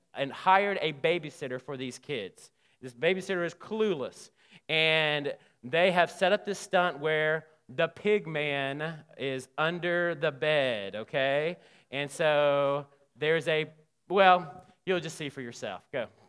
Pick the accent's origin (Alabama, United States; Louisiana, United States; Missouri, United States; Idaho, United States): Alabama, United States; now in Texas, United States; growing up in Alabama